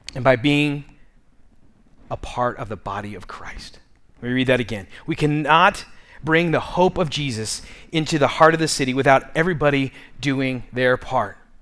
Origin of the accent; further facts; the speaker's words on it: Tucson, Arizona, United States; I grew up in Midtown